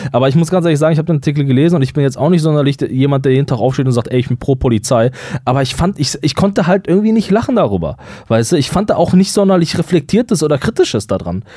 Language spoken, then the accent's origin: German; Germany